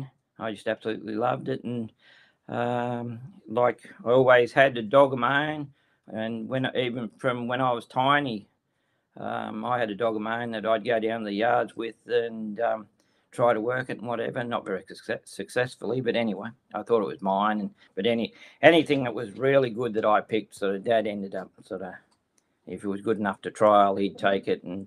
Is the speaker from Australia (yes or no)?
yes; New South Wales, Australia; I'm from Ningen, New South Wales, which is sort of roughly about in the middle of New South Wales. Lived out here all my life